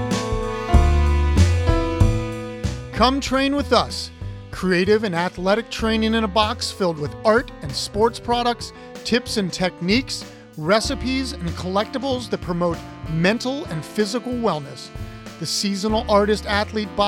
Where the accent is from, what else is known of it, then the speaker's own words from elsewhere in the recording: Columbus, Ohio, United States; I'm from Columbus